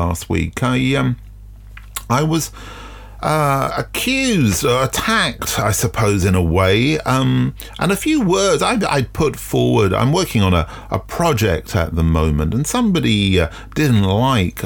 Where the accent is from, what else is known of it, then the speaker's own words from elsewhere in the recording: London, United Kingdom; I'm from South London